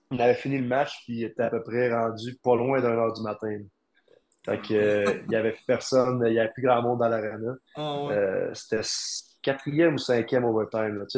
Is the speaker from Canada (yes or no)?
yes; Quebec, Canada; vraiment pris sous son nez en tant que Québécois.